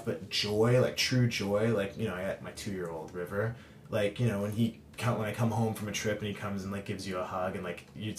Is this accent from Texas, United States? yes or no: yes; Dallas, Texas, United States; I grew up in Texas, and I'm from Dallas, Texas